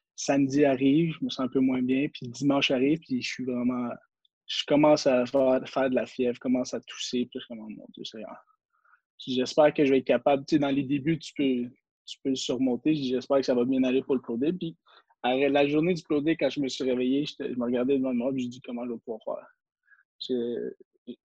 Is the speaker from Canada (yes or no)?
yes; Quebec, Canada; en tant que Québécois